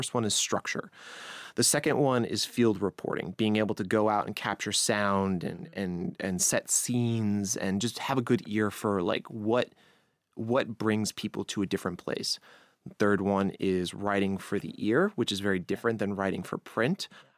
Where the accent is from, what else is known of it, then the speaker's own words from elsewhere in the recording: New York, United States; accent: Long Island; so I don't want to deter anyone with my Long Island accent, which is like, you know, some people don't like that.